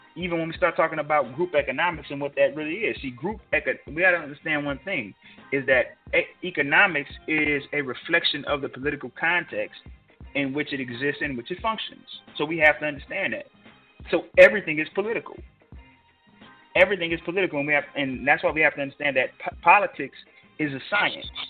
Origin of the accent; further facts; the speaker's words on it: Georgia, United States; which is in my home state